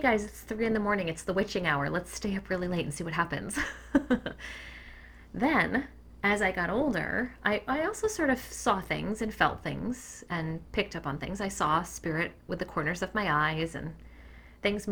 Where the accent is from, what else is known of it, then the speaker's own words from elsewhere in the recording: Cape Cod, Massachusetts, United States; I grew up on Cape Cod